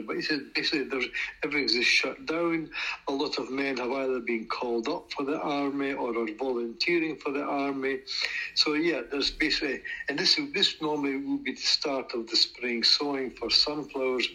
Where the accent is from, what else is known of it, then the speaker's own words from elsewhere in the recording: United Kingdom; now in Ukraine; I said I was from Britain